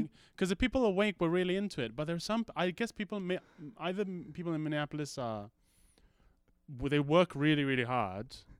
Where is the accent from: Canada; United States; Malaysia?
Malaysia; moved away; also born or lived in United Kingdom; when I was growing up in Malaysia, I was called, uh, Orang Putih